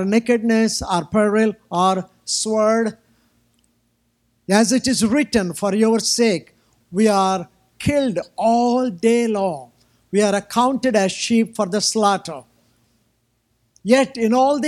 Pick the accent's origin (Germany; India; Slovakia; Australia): India; I'm from, I still live in India